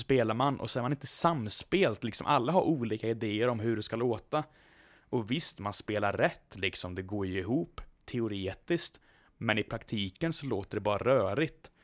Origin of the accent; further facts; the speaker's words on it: Mariestad, Västra Götaland, Sweden; jag kommer då alltså från Västergötland, Mariestad